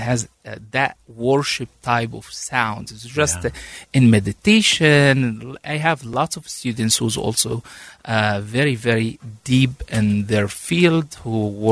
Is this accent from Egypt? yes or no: yes; Egypt; also born or lived in Washington, D.C., United States; now in Utah, United States; I came from Egypt with a family